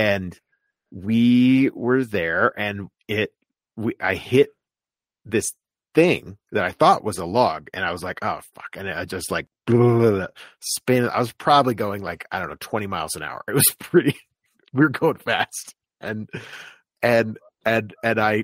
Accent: Florida, United States; I grew up in Florida

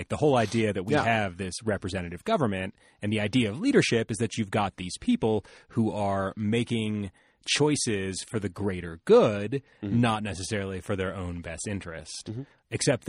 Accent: Ohio, United States; I'm from Ohio.

